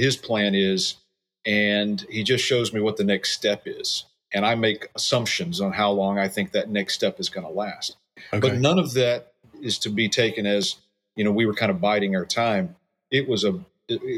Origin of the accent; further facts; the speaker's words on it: Georgia, United States; moved away as an adult; also born or lived in Minnesota / Maryland; now in Arnold, United States; I grew up in Georgia, was in ministry there for a while